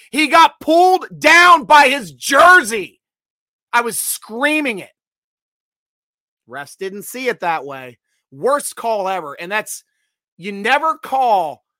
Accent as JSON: {"language": "English", "town": "Sheridan", "region": "Pennsylvania", "country": "United States", "said": "Damar is a local boy, McKees Rocks, PA. I'm from Sheridan."}